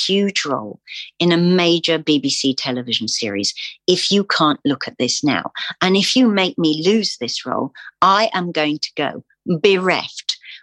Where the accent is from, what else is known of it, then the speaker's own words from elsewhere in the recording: England, United Kingdom; I am English